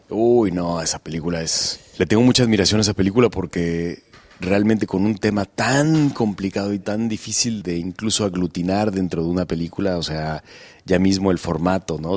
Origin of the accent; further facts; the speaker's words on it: Guadalajara, Jalisco, Mexico; nunca he, interpretado un personaje de donde yo soy